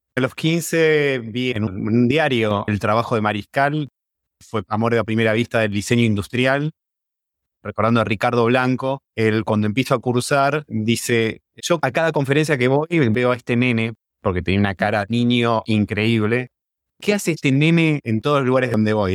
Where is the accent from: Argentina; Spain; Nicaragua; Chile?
Argentina; somos embajadores de Argentina y del diseño argentino